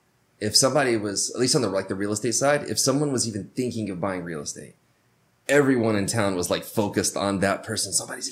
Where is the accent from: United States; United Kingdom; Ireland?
United States; the South; I'm from the South where everyone's like, hey.